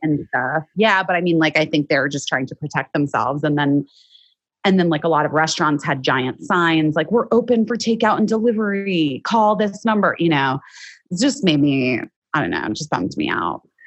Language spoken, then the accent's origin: English; Arizona, United States; moved away as an adult; now in Los Angeles, United States; I grew up in Arizona and then I moved here when I was 18 for college